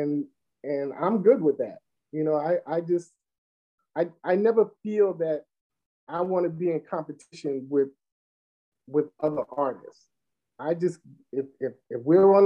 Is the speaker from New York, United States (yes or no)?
yes; New York City, New York, United States; I'm from Brooklyn